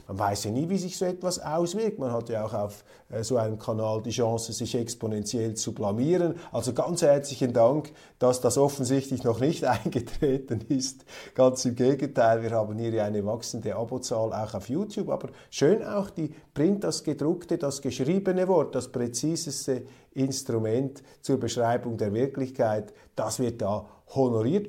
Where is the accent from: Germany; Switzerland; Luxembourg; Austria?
Switzerland; unserer Schweiz